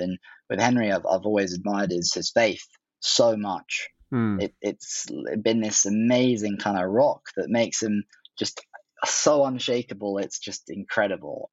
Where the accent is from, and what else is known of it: Oxford, South East England, United Kingdom; born or raised there; also born or lived in Hong Kong / London